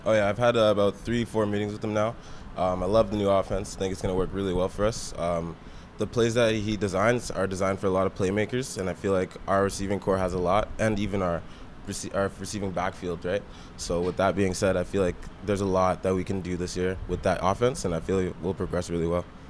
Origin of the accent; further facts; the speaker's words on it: Waterloo, Ontario, Canada; I'm a guy from Waterloo